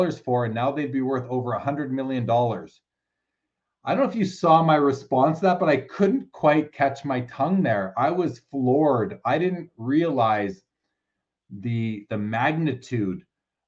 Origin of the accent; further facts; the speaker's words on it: Canada; I'm Canadian